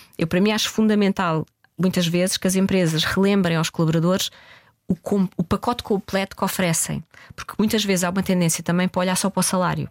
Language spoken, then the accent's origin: Portuguese; Portugal; nós somos portugueses